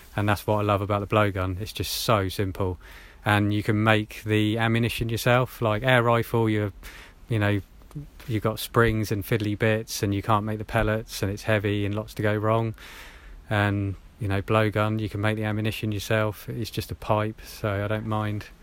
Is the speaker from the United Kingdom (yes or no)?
yes; Hampshire, South East England, United Kingdom; I grew up in Hampshire, around there